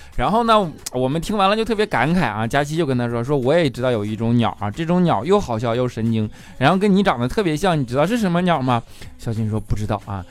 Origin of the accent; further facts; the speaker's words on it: northern China, China; 我作为一个北方人